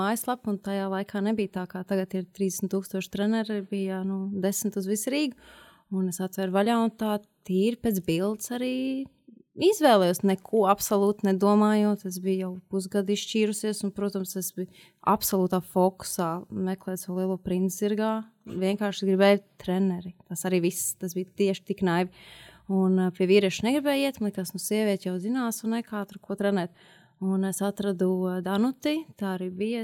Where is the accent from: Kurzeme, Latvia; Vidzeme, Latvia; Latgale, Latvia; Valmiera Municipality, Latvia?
Kurzeme, Latvia; Liepāja; moved away as an adult; now in Riga, Latvia; kā liepainiecei